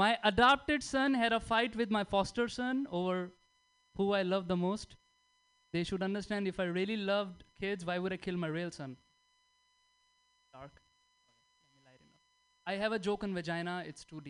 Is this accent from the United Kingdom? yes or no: no; India; moved away as an adult; now in United States; I'm Indian, I don't get it, I'm on visa.